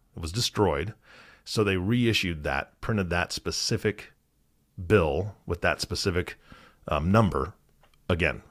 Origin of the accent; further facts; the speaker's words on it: Washington, United States; I grew up in Washington State